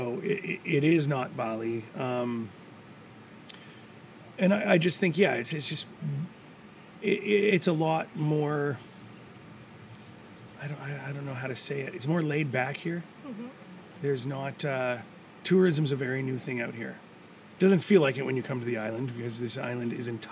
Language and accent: English; Canada; moved away as an adult; now in Gili Trawangan, Indonesia; where I grew up in Canada